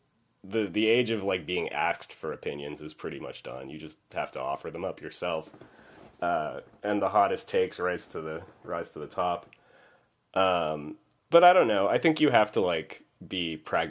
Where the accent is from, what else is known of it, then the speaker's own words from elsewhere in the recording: Montreal, Quebec, Canada; moved away as an adult; now in United States; I'm from Montreal originally, so the education system there has like a pre-college called Cégep. And so when I got out of high school and I went to Cégep